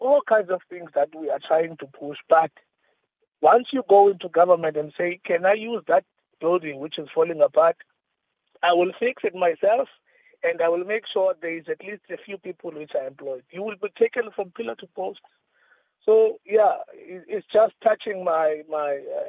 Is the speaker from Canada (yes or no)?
no; King William's Town, Eastern Cape, South Africa; I'm from Edinburgh, King Williamstown.